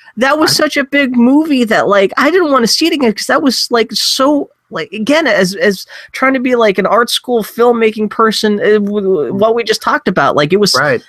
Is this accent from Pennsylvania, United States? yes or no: yes; Pittsburgh, Pennsylvania, United States; also born or lived in Philadelphia; I was growing up in Pittsburgh, so at least it was, was not far from home.